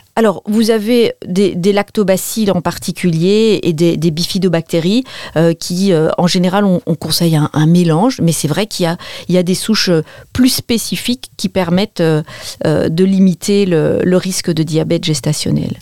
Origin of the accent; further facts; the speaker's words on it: Belgium; je suis belge